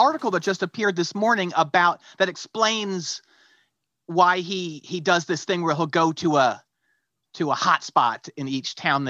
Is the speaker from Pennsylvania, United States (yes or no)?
yes; Pennsylvania, United States; now in Chapel Hill, United States; We're PA guys.